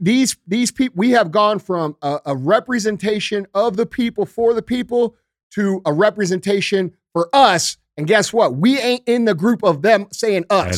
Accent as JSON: {"language": "English", "town": "St. Louis", "region": "Missouri", "country": "United States", "said": "I come from Saint Louis"}